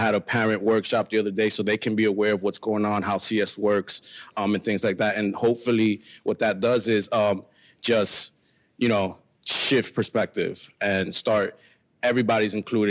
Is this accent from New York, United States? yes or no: yes; New York City, New York, United States; also born or lived in Dominican Republic; I'm from the Bronx, born in Dominican Republic